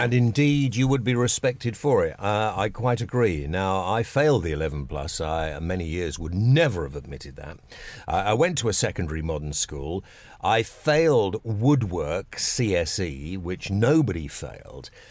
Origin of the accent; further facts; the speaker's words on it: Epsom, South East England, United Kingdom; where I was brought up in Epsom in Surrey.